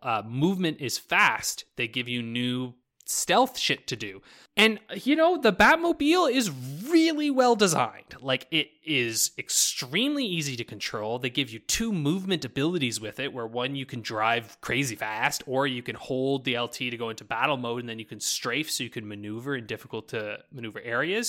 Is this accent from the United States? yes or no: no; New Brunswick, Canada; now in Alberta, Canada; when I grew up in New Brunswick